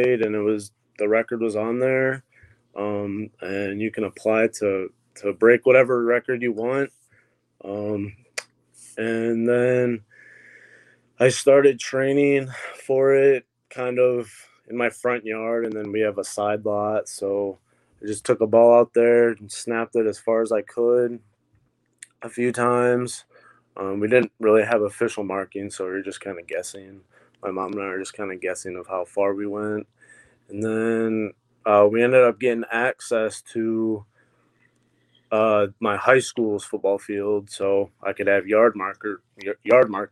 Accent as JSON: {"language": "English", "town": "Toledo", "region": "Ohio", "country": "United States", "said": "I'm from the Toledo, Ohio area"}